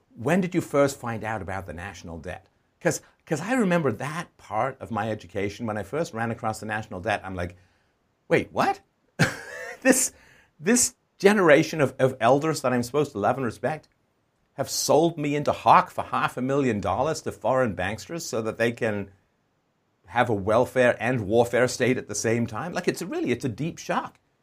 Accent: England, United Kingdom; moved away; also born or lived in Ireland / Canada; I was, uh, born in Ireland. I grew up in England. I was moved in the seventies with my family to Canada

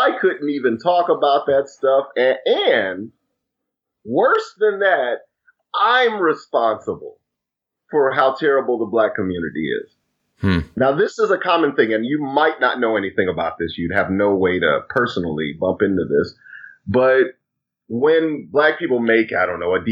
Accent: Chicago, Illinois, United States; moved away; I'm actually from Chicago

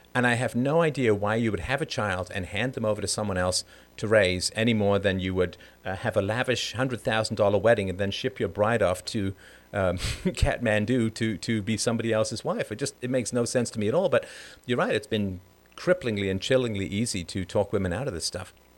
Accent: London, United Kingdom; also born or lived in Ireland; I was born in Ireland, but I grew up in a council estate in London.

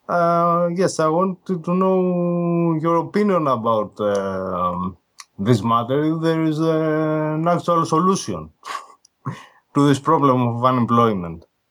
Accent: Greece; I'm from Greece, I'm Greek

